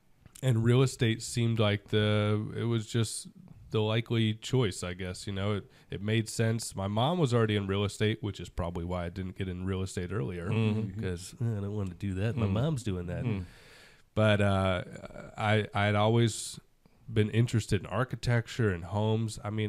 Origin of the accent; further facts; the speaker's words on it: Georgia, United States; also born or lived in Sarasota, Florida; I was basically born and raised in Georgia with a short hiatus in Florida, specifically Sarasota, just south of Tampa.